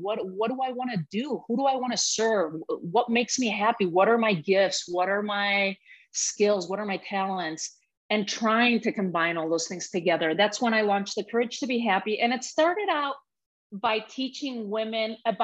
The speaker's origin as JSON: {"language": "English", "country": "Spain", "tie": "born or raised there", "moved": "yes", "said": "growing up in Spain in a very patriarchal country, very patriarchal family too"}